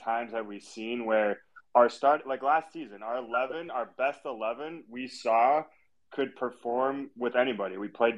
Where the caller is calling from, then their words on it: Chicago, Illinois, United States; A beautiful afternoon here in the Windy City, and even better with that performance.